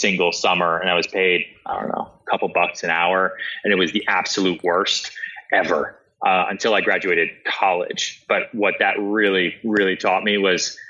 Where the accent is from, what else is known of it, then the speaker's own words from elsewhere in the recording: outside Boston, Massachusetts, United States; also born or lived in Texas / Long Island; now in New York, United States; I was born in Texas and I lived a little bit in Long Island, but I basically grew up outside Boston